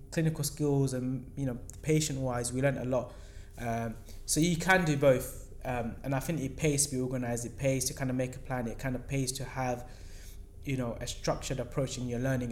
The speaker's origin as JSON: {"language": "English", "region": "London", "country": "United Kingdom", "said": "we're from London"}